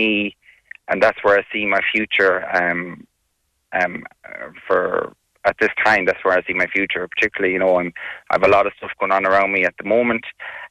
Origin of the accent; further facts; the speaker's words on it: Galway, Connacht, Ireland; we're from Westside, and to receive such recognition from your Galway City, your place of birth.